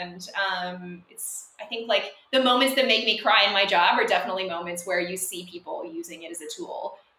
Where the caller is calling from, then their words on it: Tokyo, Japan; I am calling in from Tokyo, Japan